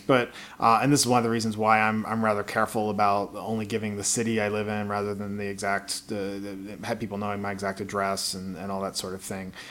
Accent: Baltimore, Maryland, United States; I grew up in Baltimore, Maryland in the '80s

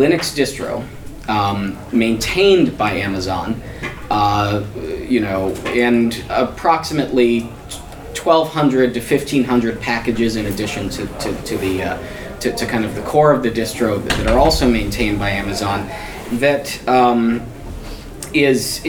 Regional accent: United States; I'm a attorney from the United States

